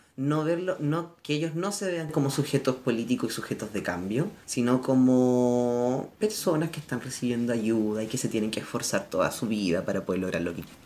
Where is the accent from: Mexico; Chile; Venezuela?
Chile; los chilenos, chilenas y chilenes